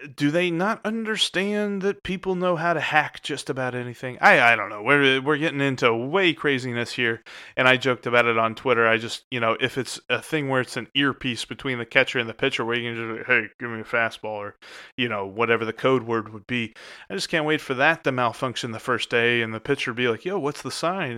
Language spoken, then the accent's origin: English; Cincinnati, Ohio, United States; Being here in Cincinnati in February, I love my hometown